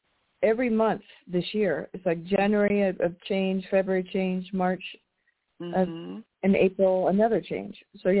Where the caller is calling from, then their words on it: United States; calling from Washington.